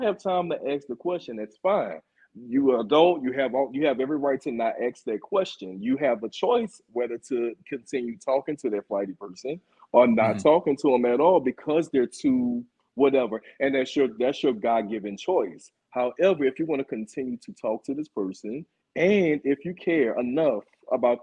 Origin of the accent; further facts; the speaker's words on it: New Orleans, Louisiana, United States; moved away as an adult; also born or lived in Atlanta; I'm actually from New Orleans, Louisiana, born and raised. I'm here now, actually. Just moved back from Atlanta maybe about a month ago or two.